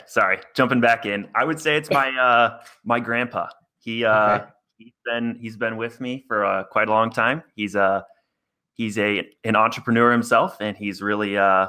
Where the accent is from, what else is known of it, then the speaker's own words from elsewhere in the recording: Des Moines, Iowa, United States; I grew up in Des Moines, Iowa.